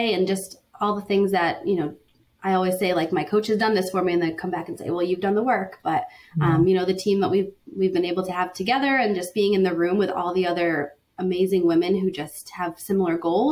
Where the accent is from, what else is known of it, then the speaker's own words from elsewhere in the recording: Connecticut, United States; now in Pittsburgh, United States; I'm from Connecticut, but I live in Pittsburgh now.